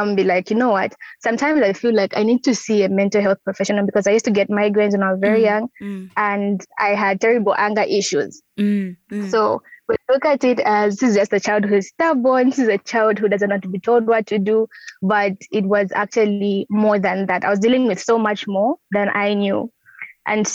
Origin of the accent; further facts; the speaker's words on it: Lusaka, Lusaka Province, Zambia; when I came back home, I started having therapy sessions. That's in Lusaka